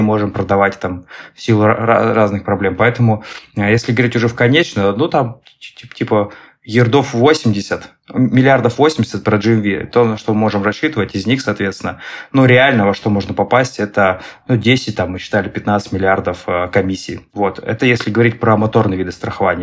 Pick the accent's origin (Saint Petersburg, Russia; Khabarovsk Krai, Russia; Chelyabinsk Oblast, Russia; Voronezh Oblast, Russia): Saint Petersburg, Russia; я предприниматель а, из Санкт-Петербурга